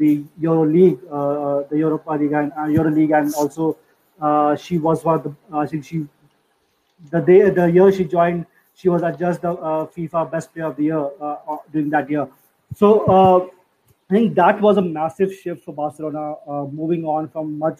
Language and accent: English; India; I'm from India